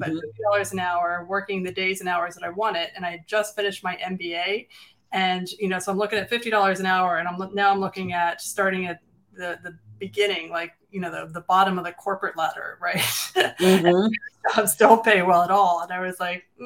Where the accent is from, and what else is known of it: Philadelphia, Pennsylvania, United States